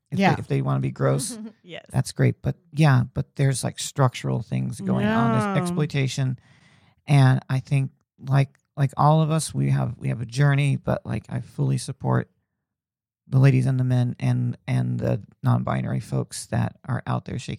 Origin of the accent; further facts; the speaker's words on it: Indiana, United States; Like I grew up in Indiana where like, you know, college basketball was huge